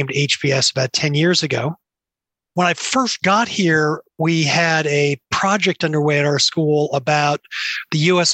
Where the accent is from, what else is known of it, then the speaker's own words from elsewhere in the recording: Cambridge, Massachusetts, United States; When I grew up around Harvard, and specifically Harvard Business School, where my father was tenured and then an associate dean